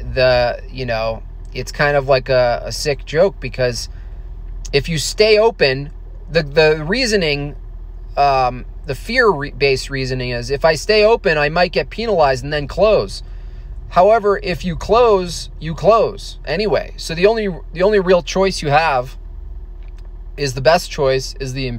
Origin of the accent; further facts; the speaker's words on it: Hunter, New York, United States; In New York, I grew up in the Catskill Mountains, a little ski town called Hunter Mountain.